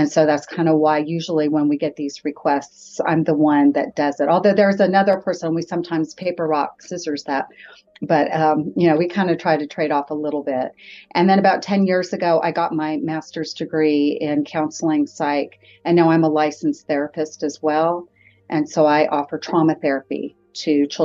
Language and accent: English; Riverside, California, United States; moved away as an adult; now in Huntsville, United States; I am actually from Southern California, and I grew up in Riverside